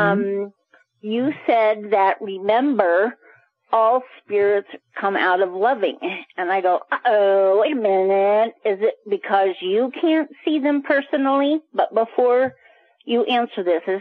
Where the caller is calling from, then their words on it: Colorado Springs, Colorado, United States; I'm sorry … from Colorado Springs.